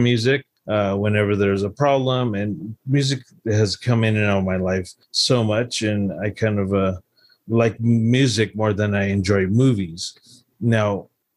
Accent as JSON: {"language": "English", "town": "La Puente", "region": "California", "country": "United States", "tie": "born or raised there", "said": "I grew up in Los Angeles County, one of the very far outskirts in Pointe Hills, La Puente."}